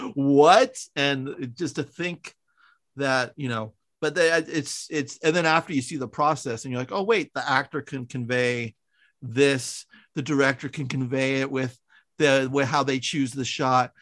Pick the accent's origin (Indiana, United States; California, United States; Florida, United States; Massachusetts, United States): California, United States; San Francisco; also born or lived in Wisconsin; I'm from San Francisco